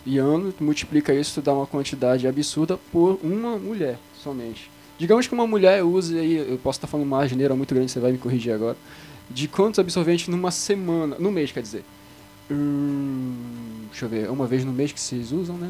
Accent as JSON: {"language": "Portuguese", "town": "Belém", "region": "Pará", "country": "Brazil", "said": "quem mora em Belém, eu sou de Belém"}